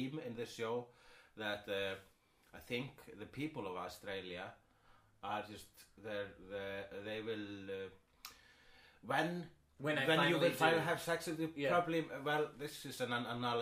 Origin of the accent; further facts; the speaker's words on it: Iceland; I am Icelandic.